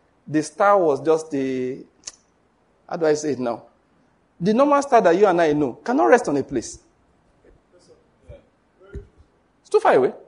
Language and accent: English; Western Nigeria, Nigeria; I'm from Western Nigeria